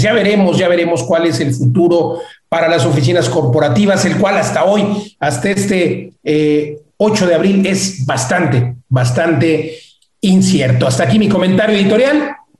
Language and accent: Spanish; Mexico